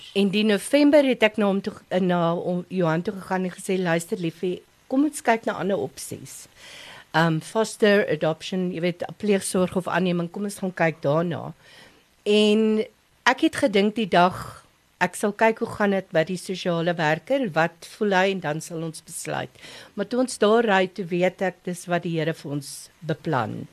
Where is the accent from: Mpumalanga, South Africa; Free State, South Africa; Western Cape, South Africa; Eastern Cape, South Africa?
Mpumalanga, South Africa; Lowveld; now in Pretoria, South Africa; My ma en pa was pastore in die Laagveld. So ons is vyf kinders